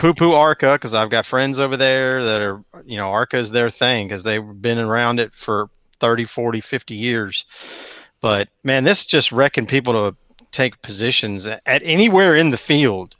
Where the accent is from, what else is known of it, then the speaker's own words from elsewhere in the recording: Atlanta, Georgia, United States; I grew up in Metro Atlanta